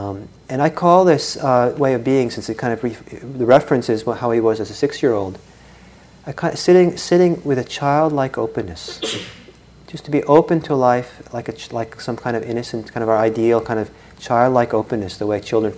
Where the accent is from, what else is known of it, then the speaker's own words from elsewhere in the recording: Italy; I grew up partly in Italy, and when I was about 10 or so, and I used to take the public bus to school and back every day